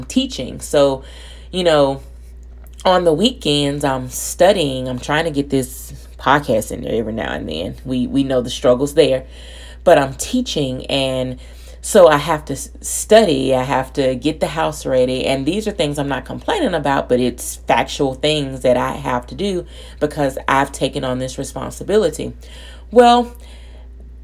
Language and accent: English; Birmingham, Alabama, United States; moved away as an adult; now in Louisiana, United States; I'm from Alabama